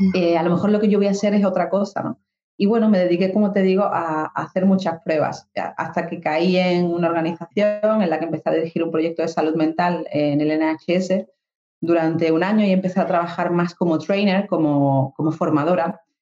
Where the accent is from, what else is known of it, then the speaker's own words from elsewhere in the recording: Dos Hermanas, Andalusia, Spain; moved away as an adult; also born or lived in Granada / London; now in Málaga, Spain; yo soy de Sevilla, yo soy de un pueblo que se llama Dos Hermanas. Y, bueno, yo nací allí, estuve allí pues 26 años